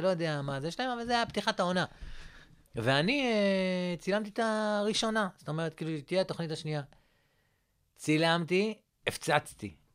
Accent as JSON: {"language": "Hebrew", "town": "Rehovot", "region": "Central District", "country": "Israel", "said": "מאיפה אתה? אה, אמרתי לו, רחובות"}